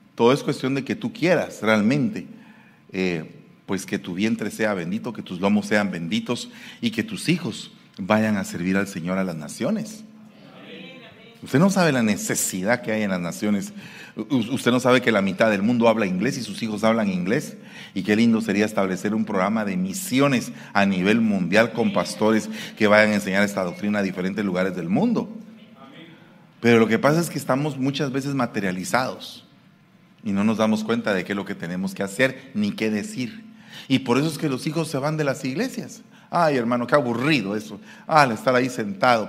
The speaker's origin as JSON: {"language": "Spanish", "town": "Guatemala City", "region": "Guatemala Department", "country": "Guatemala", "moved": "yes", "lives_now": "San Francisco, United States", "said": "yo soy guatemalteco de la capital"}